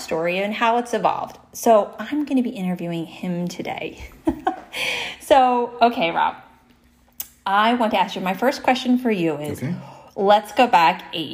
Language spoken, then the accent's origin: English; New Jersey, United States; born or raised there